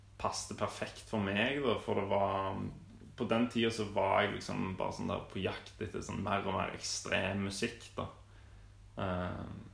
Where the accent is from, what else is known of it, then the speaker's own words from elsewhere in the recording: Stavanger, Rogaland, Norway; jeg vokste opp i Hillevåg